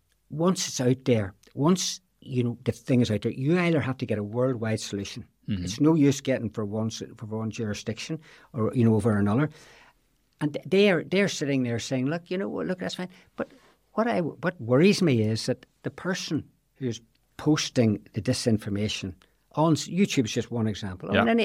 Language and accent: English; Belfast, Northern Ireland, United Kingdom; Maybe it's the old boy from Belfast scenario comes